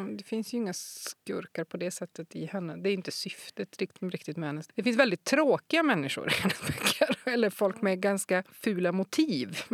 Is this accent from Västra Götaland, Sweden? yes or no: no; Kiruna, Norrbotten County, Sweden; jag är född i Kiruna